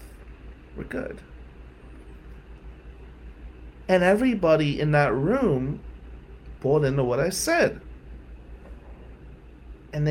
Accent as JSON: {"language": "English", "town": "Atlantic City", "region": "New Jersey", "country": "United States", "said": "we're white from Atlantic City"}